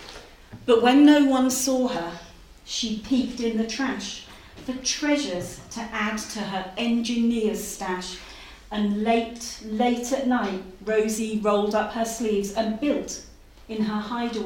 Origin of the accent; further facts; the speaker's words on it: Norfolk, East of England, United Kingdom; moved away as an adult; now in Lancashire, United Kingdom; I'm from Norfolk. Actually, I'm from Norfolk. I've just moved to Lancashire.